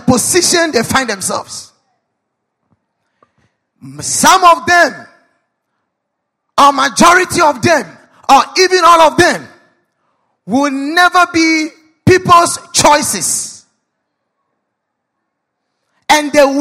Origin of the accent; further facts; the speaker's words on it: Ghana; as a Ghanaian